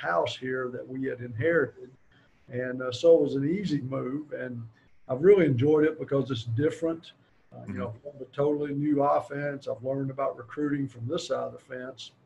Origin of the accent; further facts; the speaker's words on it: Gate City, Virginia, United States; I'm from Gate City, Virginia, which not too far from West Virginia there, the southwestern part of the state. Went to high school at Gate City